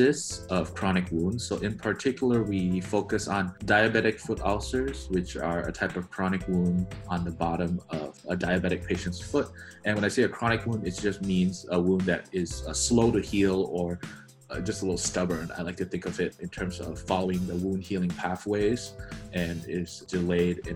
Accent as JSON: {"language": "English", "country": "Malaysia", "tie": "born or raised there", "moved": "as an adult", "lives_now": "United States", "said": "I grew up in Malaysia, over in Southeast Asia. I'm third generation Malaysian Chinese"}